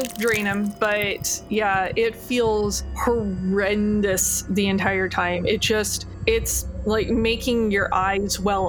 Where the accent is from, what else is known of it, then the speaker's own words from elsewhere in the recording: Iowa, United States; Oh, from out about Iowa.